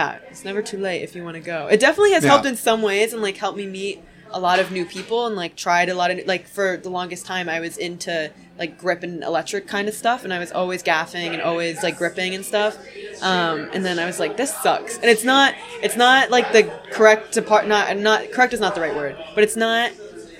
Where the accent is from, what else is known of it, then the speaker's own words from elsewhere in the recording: Connecticut, United States; I'm from Connecticut, born and raised everywhere in Connecticut, pretty much except the tail